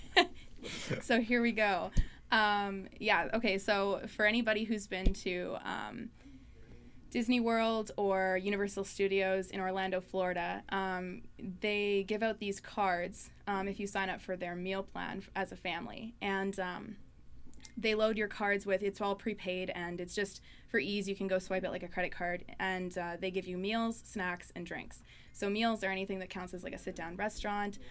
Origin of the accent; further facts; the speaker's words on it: Thompson, Manitoba, Canada; moved away as an adult; I grew up in Thompson. Um, spent 18 years of my life there.